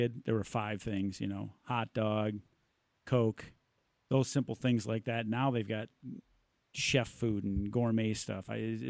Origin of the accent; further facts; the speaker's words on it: Midwest, United States; I'm from the Midwest